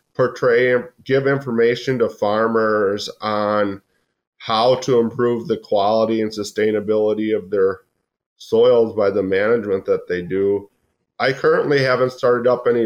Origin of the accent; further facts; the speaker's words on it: Lodi, Wisconsin, United States; moved away; also born or lived in Texas / Nebraska / Montana; I grew up in Lodi, Wisconsin